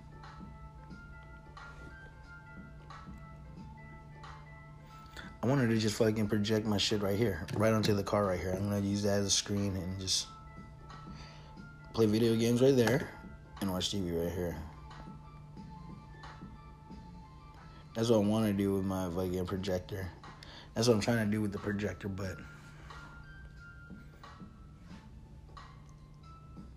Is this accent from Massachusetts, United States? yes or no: no; Oxnard, California, United States; We came all the way from Oxnard, a bunch of little snot-nosed kids